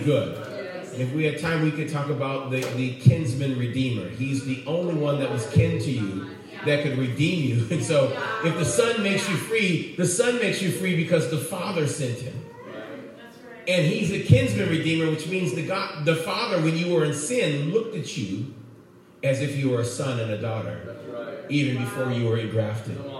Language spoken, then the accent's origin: English; Oakland, California, United States; I grew up in Oakland